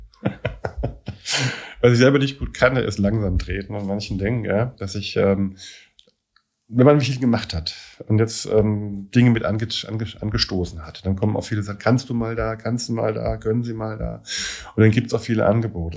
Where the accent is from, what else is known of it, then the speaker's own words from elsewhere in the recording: Germany; also born or lived in Scotland; Ich als, als Deutscher hier, zweiter Dienst in Schottland